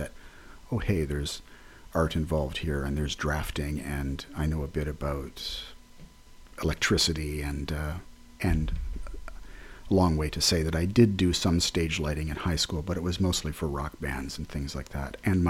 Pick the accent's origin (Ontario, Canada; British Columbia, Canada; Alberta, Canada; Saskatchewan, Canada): Ontario, Canada; growing up near Detroit, but on the Canadian side, I went to a number of things in Detroit growing up.